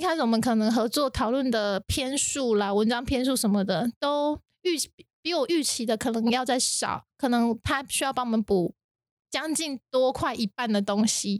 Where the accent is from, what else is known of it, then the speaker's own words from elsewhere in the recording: Taiwan; 跟我们现在台湾，土生土长的台湾是一样的